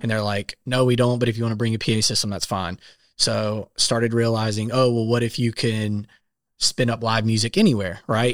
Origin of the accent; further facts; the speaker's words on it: South Carolina, United States; moved away as an adult; now in Nashville, United States; I am from South Carolina, moved to Nashville about six years ago.